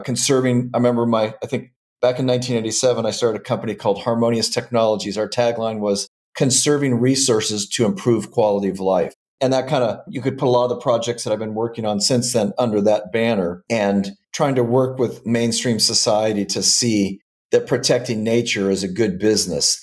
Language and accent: English; Southern California, United States; also born or lived in Washington State; I was born and raised in in Southern California.